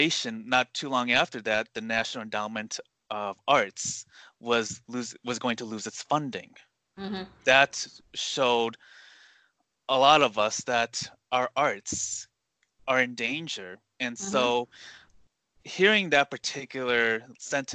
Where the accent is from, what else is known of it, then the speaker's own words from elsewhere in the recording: United States; I was born in the U.S.